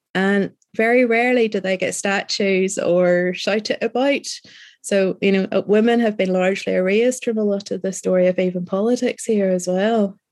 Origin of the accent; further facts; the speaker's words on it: Northern Ireland, United Kingdom; being a Northern Irish rider